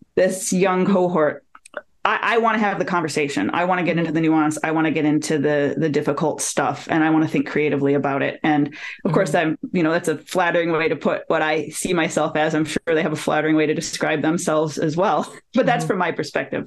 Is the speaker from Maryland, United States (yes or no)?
no; Detroit, Michigan, United States; moved away as an adult; My hometown is Detroit. I lived there until I got a job with the federal government and I moved here in 2013